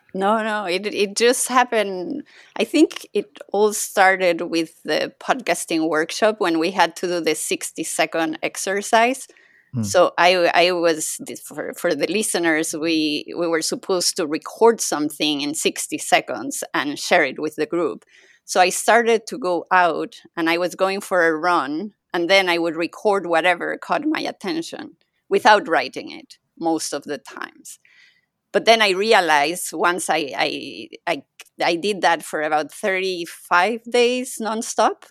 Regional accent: Mexico; first language Spanish; English is a second language; now in Paris, France; I'm I'm originally think- from Mexico, so my first language is Spanish

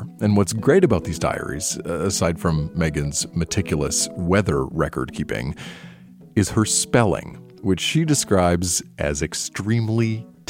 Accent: Nova Scotia, Canada; I grew up in Nova Scotia

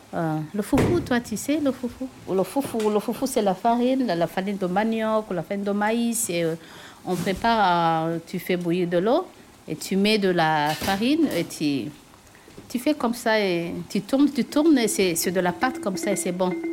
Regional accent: Burundi; moved away; chez nous, au Burundi

